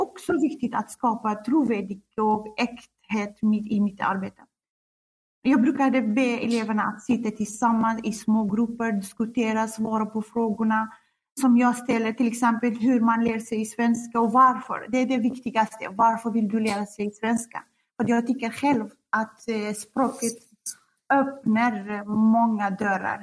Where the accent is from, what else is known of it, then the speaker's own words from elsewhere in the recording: Kurdistan Region, Iraq; Swedish is a second language; moved away as an adult; also born or lived in Baghdad, Iraq; now in Sweden; Jag kommer från Kurdistan, Irak